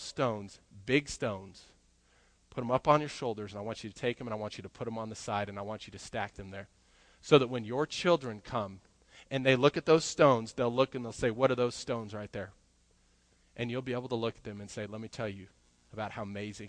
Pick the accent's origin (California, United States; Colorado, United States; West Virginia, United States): Colorado, United States; growing up, I grew up in Colorado, and we had mountains all over the place